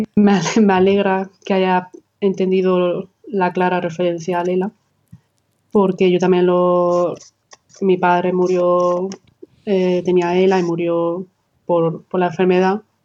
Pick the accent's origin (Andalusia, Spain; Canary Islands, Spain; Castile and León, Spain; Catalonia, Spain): Andalusia, Spain; Almería; soy almeriense del del sur de España